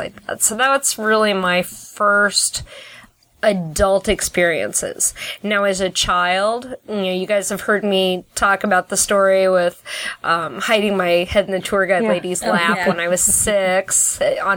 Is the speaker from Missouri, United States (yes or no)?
yes; St. Louis, Missouri, United States; moved away; growing up in St. Louis